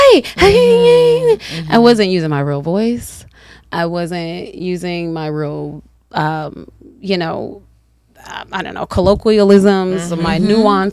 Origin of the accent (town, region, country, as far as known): the South, United States; accent: southern